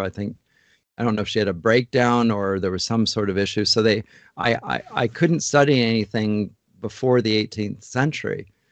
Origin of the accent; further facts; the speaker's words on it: London, Ontario, Canada; moved away as an adult; now in Toronto, Canada; I grew up in London, Ontario, and, uh, grew up in North London and stayed in London to study at Huron College